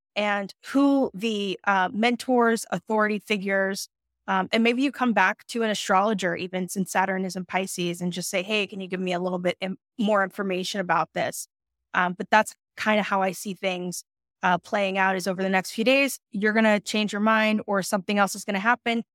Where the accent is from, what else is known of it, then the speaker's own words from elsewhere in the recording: New York City, New York, United States; Brooklyn, New York represent in the house, I'm from New York City